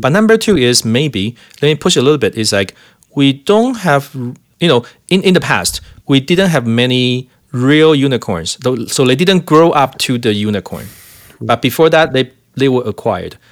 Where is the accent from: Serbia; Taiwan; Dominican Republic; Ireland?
Taiwan; now in Calgary, Canada; I'm from Taiwan